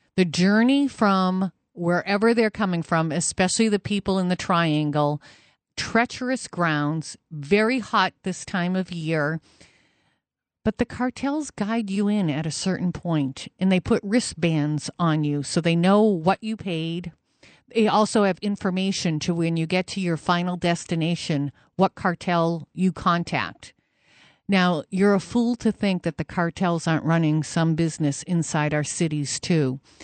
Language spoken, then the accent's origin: English; New Hampshire, United States; I'm from New Hampshire.